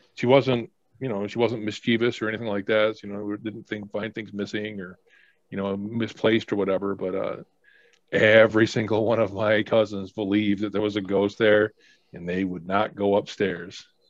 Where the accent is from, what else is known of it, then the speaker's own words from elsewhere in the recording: Mexico, New York, United States; I grew up in Mexico, New York, and uh, Oswego County